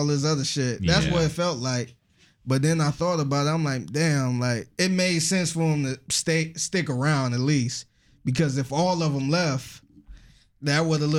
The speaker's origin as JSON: {"language": "English", "region": "New York", "country": "United States", "said": "And, you know, I'm from New York."}